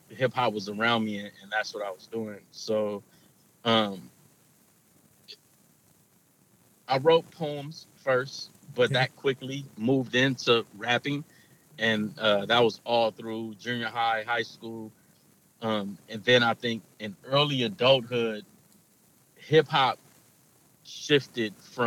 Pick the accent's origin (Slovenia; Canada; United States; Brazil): United States; Los Angeles, California; Los Angeles, kind of all over Los Angeles